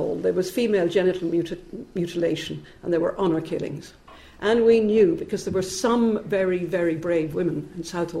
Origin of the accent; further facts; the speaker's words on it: Ireland; moved away as an adult; now in United Kingdom; I'm an Irish immigrant, like Connor. I came here in the late 60s.